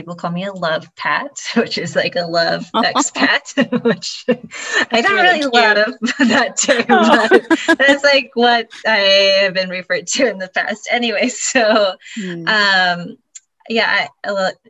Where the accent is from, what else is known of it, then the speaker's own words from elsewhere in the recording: California, United States; moved away as an adult; now in Amsterdam, Netherlands; I'm from California